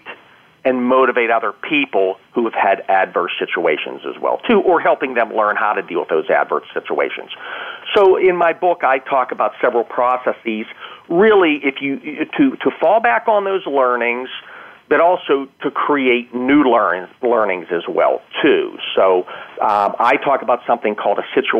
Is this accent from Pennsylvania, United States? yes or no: yes; Pennsylvania, United States; my hometown